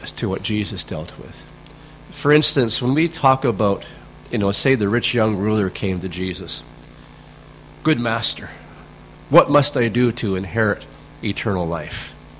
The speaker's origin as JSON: {"language": "English", "country": "Canada", "tie": "born or raised there", "said": "back when I grew up in Canada, in my generation"}